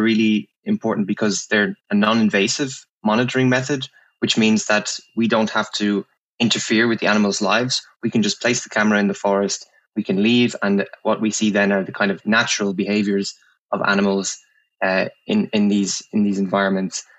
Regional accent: Ireland; moved away; I'm from Ireland. I'm from um, a place not too far from Dublin

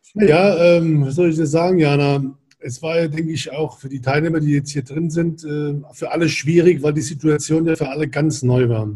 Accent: Germany; now in Hamburg, Germany; ich komme ja aus der Weingegend

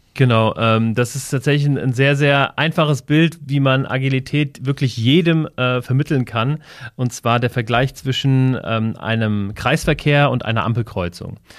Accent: near Wiesbaden, Hesse, Germany; ich bin ähm, bei Wiesbaden groß geworden, ähm, in einem sehr, ähm, ja, in, in, einem kleinen Ort, würde ich sagen, ähm, so 20 Kilometer von Wiesbaden entfernt.

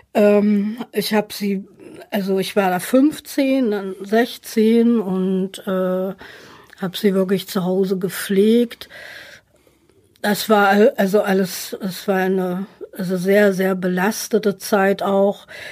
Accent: Magdeburg, Saxony-Anhalt, Germany; also born or lived in Haldensleben / Jena / Cologne / Weimar; now in Essen, Germany; ich bin in Magdeburg-Sudenburg aufgewachsen

